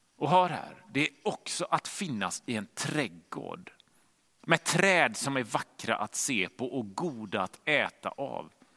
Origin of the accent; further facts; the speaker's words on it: Gothenburg, Västra Götaland, Sweden; hemma i Göteborg där vi bodde